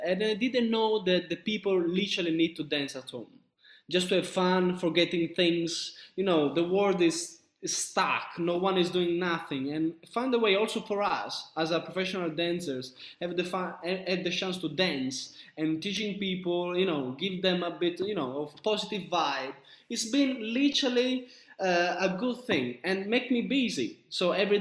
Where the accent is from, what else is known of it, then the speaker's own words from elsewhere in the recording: Sicily, Italy; moved away; also born or lived in north of Italy; I'm from Sicily. So my mom and my dad, they're in Sicily